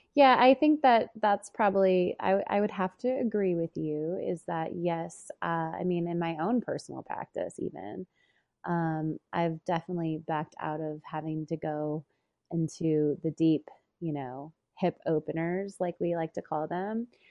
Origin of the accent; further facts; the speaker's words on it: Boulder, Colorado, United States; the cadaver labs are in Boulder. So it's like I'm taking the the training in my hometown